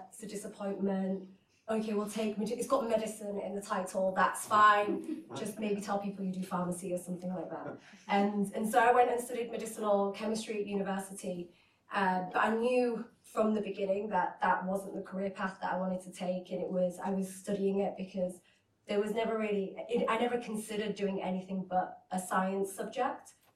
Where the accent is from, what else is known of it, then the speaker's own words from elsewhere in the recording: Hull, Yorkshire and the Humber, United Kingdom; also born or lived in Iraq; I was born in Iraq and my parents travelled to the United Kingdom to a city called Hull up north